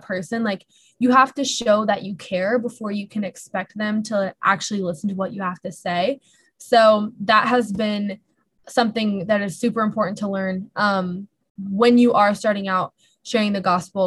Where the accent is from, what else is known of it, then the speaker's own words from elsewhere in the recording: California, United States; moved away as an adult; now in Minnesota, United States; I'm originally from California